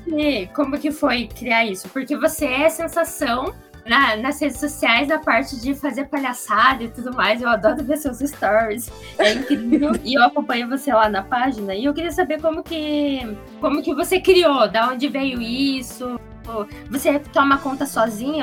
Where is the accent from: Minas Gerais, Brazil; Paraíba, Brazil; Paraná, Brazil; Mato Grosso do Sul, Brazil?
Paraná, Brazil; Curitiba; Eu sou de Curitiba também